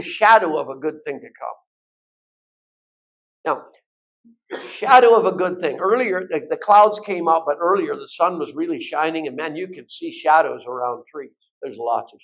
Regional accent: Bellingham, Washington, United States; I'm from Bellingham.

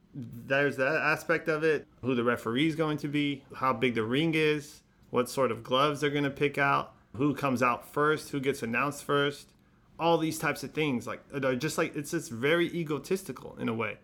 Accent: Modesto, California, United States; also born or lived in Los Angeles, United States; now in San Francisco, United States; I was born in Los Angeles, North Hollywood, and we moved to Modesto when I was, like, five years old and grew up in Modesto

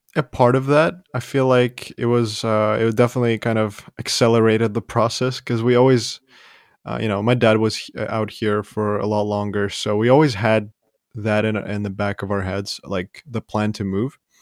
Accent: Ivano-Frankivsk, Ivano-Frankivsk Oblast, Ukraine; moved away; I was born in Western Ukraine

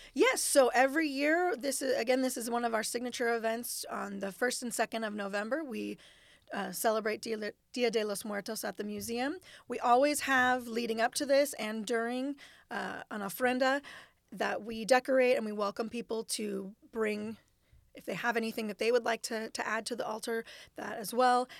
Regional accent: Costa Mesa, California, United States; now in Sacramento, United States; I grew up in Costa Mesa in Orange County, so, um, close to the beach

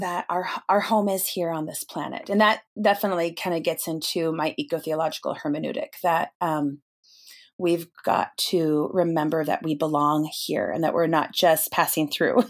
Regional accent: Snohomish, Washington, United States; I grew up in a little town um, in the North Cascades, or at least in the foothills of it, uh, Snohomish, Washington

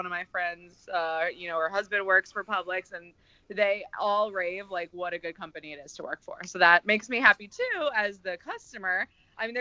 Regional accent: Florida, United States; we grew up in Florida

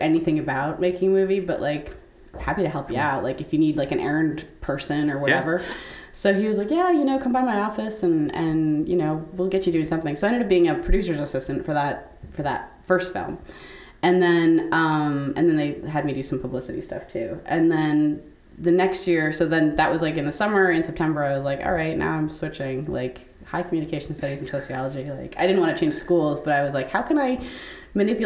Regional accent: Canada; moved away; I'm from Canada originally.

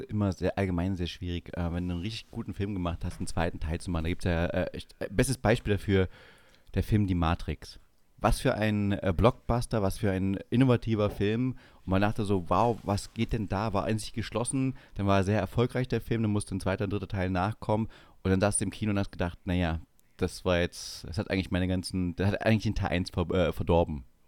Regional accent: Saxony-Anhalt, Germany; moved away; also born or lived in Bavaria; jetzt in Sachsen-Anhalt, wo ich aufgewachsen bin

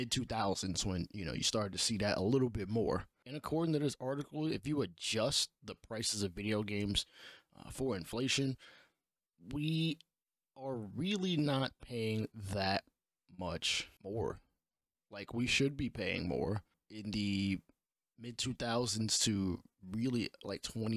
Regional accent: New York City, New York, United States; I'm from New York City

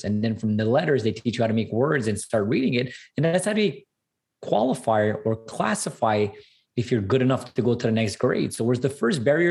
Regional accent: Montreal, Quebec, Canada; I'm 100% Armenian as well, born and raised in Canada

